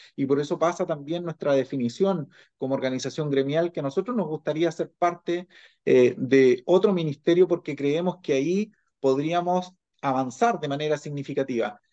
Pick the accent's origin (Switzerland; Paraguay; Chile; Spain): Chile; como sociedad chilena